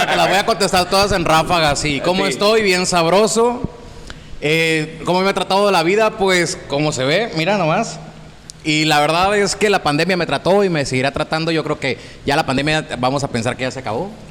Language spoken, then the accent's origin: Spanish; Santo Domingo, Baja California Sur, Mexico; soy de Santo Domingo, California Sur, siempre me gusta decirlo, soy de ese pueblito.